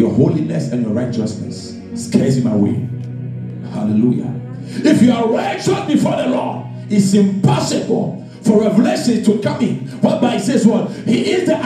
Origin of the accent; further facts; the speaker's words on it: Ghana; I come from Ghana, Africa, West Africa to be precise. And I know my people, and my people also know me.